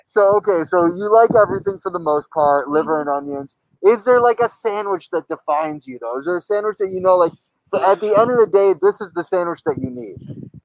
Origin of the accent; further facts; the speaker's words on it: Mexico; moved away; I grew up drinking Coca-Cola, like, and in Mexico, like I was born in Mexico, my family's all in Mexico